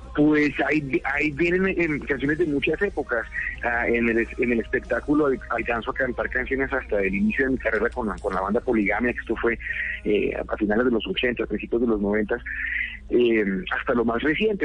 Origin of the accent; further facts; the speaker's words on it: Colombia; esa impresión que tuve cuando niño y cuando adolescente de lo que veía que pasaba en mi país